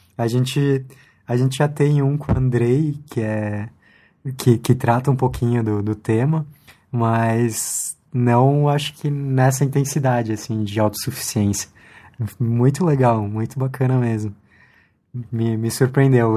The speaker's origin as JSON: {"language": "Portuguese", "country": "Chile", "moved": "yes", "lives_now": "Brazil", "said": "eu sou chileno"}